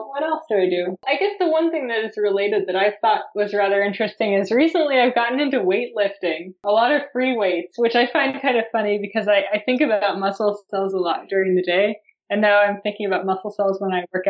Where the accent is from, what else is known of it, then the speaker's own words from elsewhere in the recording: United States; as an American